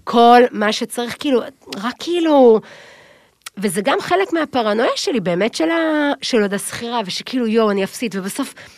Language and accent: Hebrew; Tel Aviv, Tel Aviv District, Israel; moved away as an adult; also born or lived in Kfar Haroeh, Emek Hefer; אבל אפשר להוציא את הבחורה מרמת אביב, אבל אי אפשר להוציא את רמת אביב מהבחורה